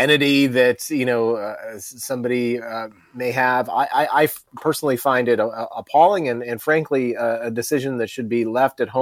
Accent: Virginia, United States; my home state of Virginia

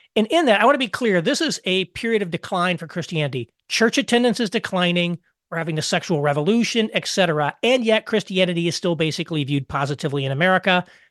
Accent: southern Indiana, United States; also born or lived in Detroit / Chicago / New York City; now in Indianapolis, United States; I grew up about four miles outside of a six, uh, town of sixty-four people in southern Indiana

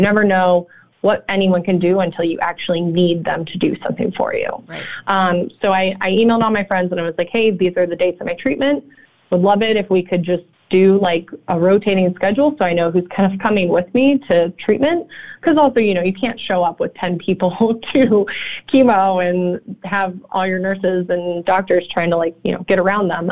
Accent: California, United States; moved away as an adult; now in Chicago, United States; I'm actually from California, um, but I've been out here for eight years

